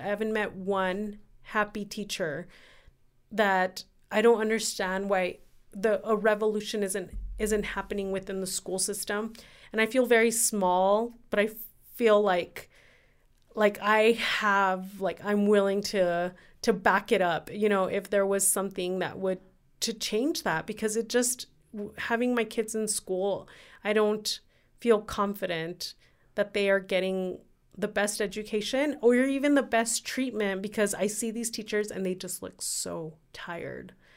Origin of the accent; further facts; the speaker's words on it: Ciudad Juárez, Chihuahua, Mexico; now in El Paso, United States; I loved growing up in Juarez